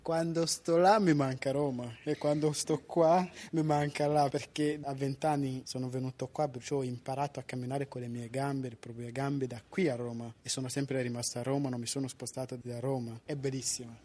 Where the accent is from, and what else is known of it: Rwanda; Italian is a second language; now in Italy